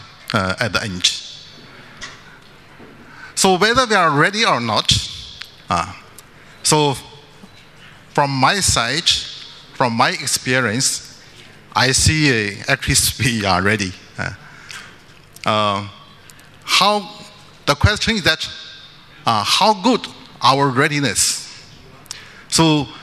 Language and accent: English; China; I come from China.